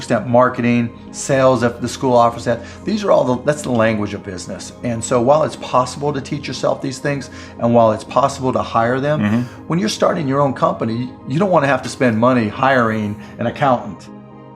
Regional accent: Pittsburgh, Pennsylvania, United States; I grew up in Pittsburgh

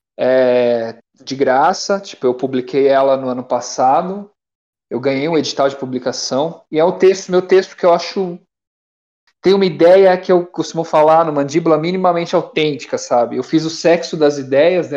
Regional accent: Brazil; eu sou brasileiro

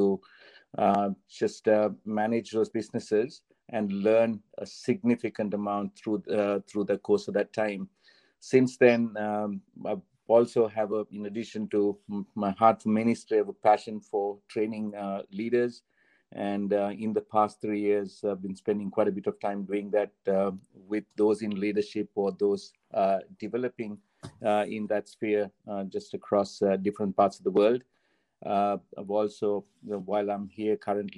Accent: Sri Lanka; moved away as an adult; also born or lived in Singapore; That's where I was born. That's where I grew up

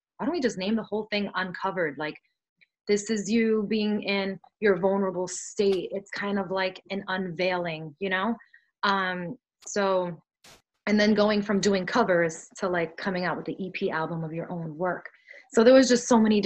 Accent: New York City, New York, United States; first language Spanish; English is a second language; I grew up in Brooklyn

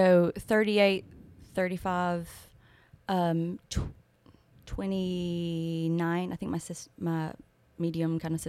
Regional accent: Gardendale, Alabama, United States; also born or lived in Locust Fork, Alabama; So that's where I'm originally from. I mostly grew up in Gardendale.

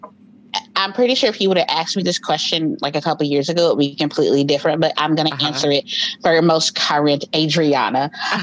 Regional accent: Chicago, Illinois, United States; moved away as an adult; now in Orlando, United States; Yes, I am originally from Chicago, born and raised, South Side

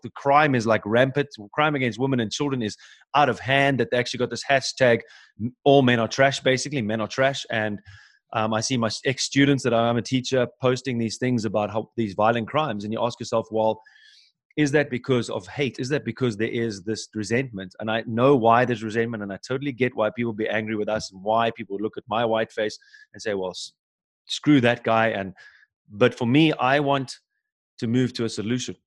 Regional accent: Cape Town, Western Cape, South Africa; moved away as an adult; now in Germany; I'm from South Africa, so Cape Town born and bred, but I live in Germany.

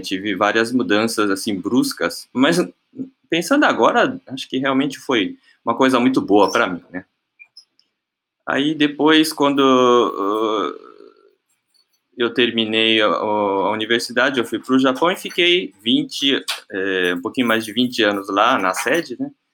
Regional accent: Brazil; moved away as an adult; also born or lived in Japan; eu nasci aqui em Baltimore, aqui no Brasil, né? E desde criança sempre vivi aqui no Dendote, aqui na sede.

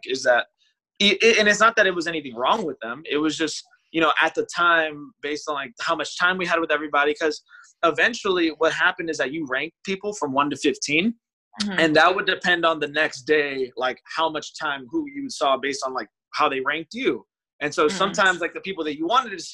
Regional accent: Chicago, Illinois, United States; we're both from Chicago

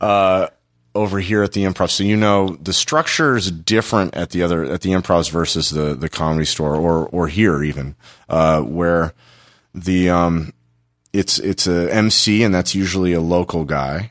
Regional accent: Los Angeles, California, United States; also born or lived in Tempe, Arizona; I'm, I'm originally from Los Angeles. I moved back home to Los Angeles

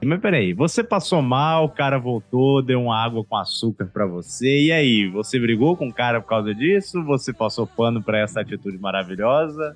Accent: Northeast Brazil, Brazil; Sou nordestino

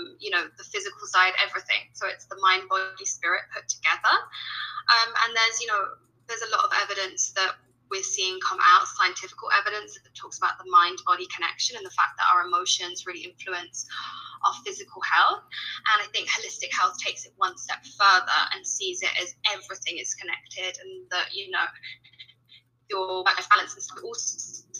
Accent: United Kingdom; accent: British; now in Colombia; you can tell by my accent, I'm British

